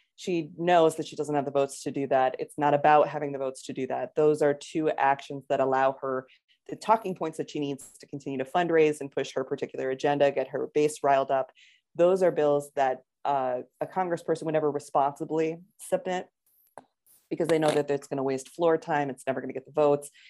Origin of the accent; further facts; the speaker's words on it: Connecticut, United States; growing up in Connecticut at the time I did